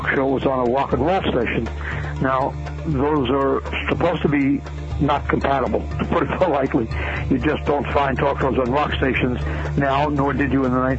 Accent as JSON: {"language": "English", "town": "New York City", "region": "New York", "country": "United States", "tie": "born or raised there", "said": "I was born and raised in New York City"}